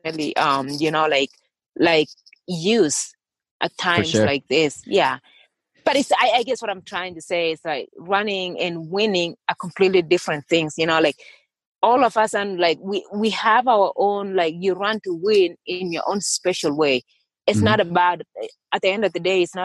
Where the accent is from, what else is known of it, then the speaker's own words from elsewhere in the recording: Kenya; moved away as an adult; also born or lived in Iowa / Kansas / New Mexico; now in Flagstaff, United States; I grew up in Kenya and running was a way of life